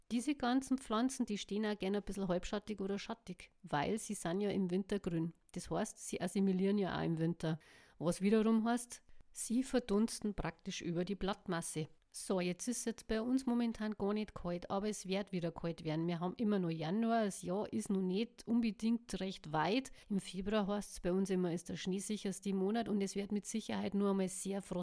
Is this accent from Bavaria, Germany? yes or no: yes; Bavaria, Germany; Ja, dann haben wir noch die Rhododendren, die hängen ja auch oder lassen die länger, so wie wir bei uns in Bayern sagen.